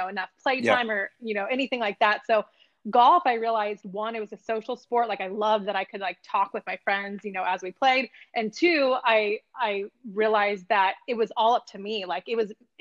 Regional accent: El Dorado Hills, California, United States; where I grew up in El Dorado Hills, California

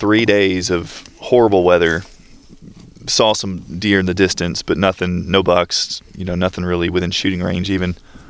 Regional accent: Georgia, United States; I'm from Georgia. I've always hunted in the southeast.

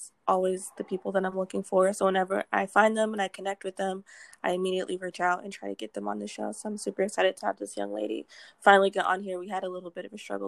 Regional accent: Houston, Texas, United States; also born or lived in Massachusetts; we went to Texas. So I am from Texas now.

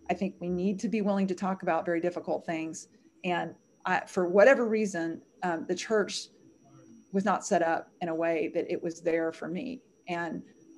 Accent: the South, United States; I grew up in the South. I wanted to be protected.

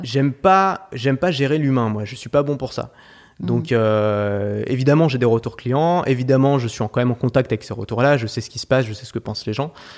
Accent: Paris, Île-de-France, France; J'ai grandi à Paris

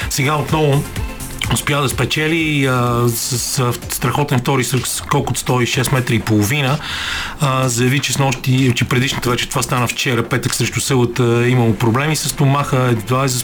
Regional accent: Bulgaria; как ние, някакси и като българи и нашите много приятели, предполагам, въпреки че с сме малко от различни поколения, непрекъснато се стремим към някакъв друг свят

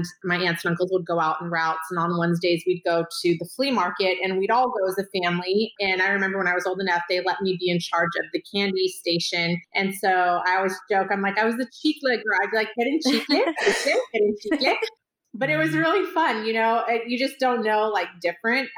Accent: Sacramento, California, United States; I was born and raised here in Sacramento, California, and was in an area, South Sacramento

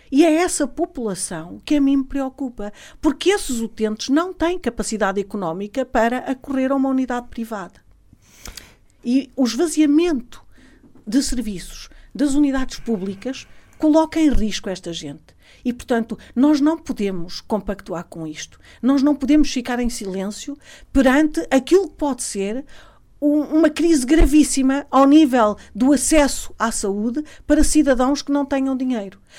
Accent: Alto Tâmega, Norte, Portugal; sou natural do Alto Tâmega

